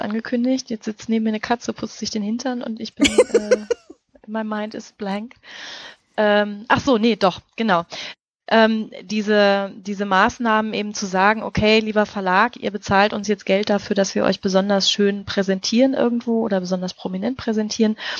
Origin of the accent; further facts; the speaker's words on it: North Rhine-Westphalia, Germany; accent: Westphalian; moved away; ich bin ja ursprünglich aus Nordrhein-Westfalen, beziehungsweise wirklich aus Westfalen und das R und das A, das ist bei uns, das ist unser großer Dialekt